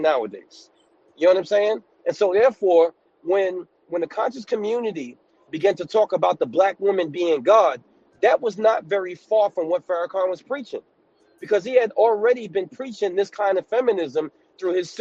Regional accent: New York City, New York, United States; moved away as an adult; now in upstate New York, United States; I'm from New York City, but I live in upstate New York

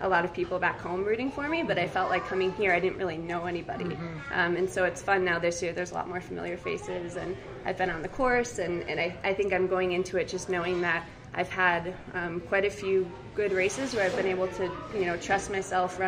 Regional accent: Wisconsin, United States; moved away as an adult; now in Seattle, United States; I'm originally from Wisconsin, and then I moved to Seattle, Washington for graduate school, and I've been there for about almost 8 years now

